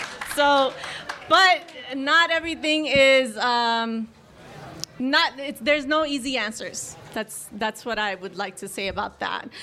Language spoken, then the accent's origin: English; New York City, New York, United States; I'm from the Bronx I grew up there